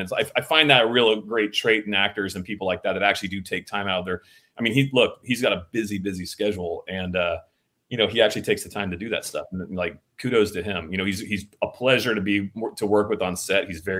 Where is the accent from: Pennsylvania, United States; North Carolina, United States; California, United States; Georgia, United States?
California, United States; Van Nuys; born there; I was born in Van Nuys, and my grandfather was an old actor.